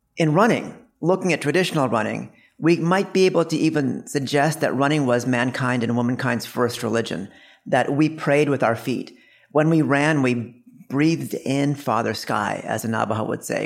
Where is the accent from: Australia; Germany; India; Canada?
India; we're both from India